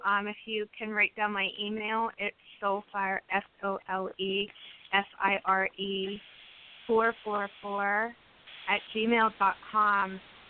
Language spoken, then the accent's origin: English; Pittsburgh, Pennsylvania, United States; moved away; I'm originally from Pittsburgh and area